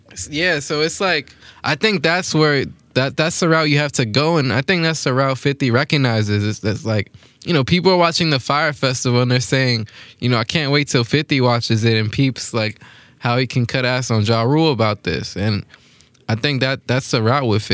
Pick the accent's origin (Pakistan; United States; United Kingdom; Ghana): United States; New York City, New York; both of us growing up in Queens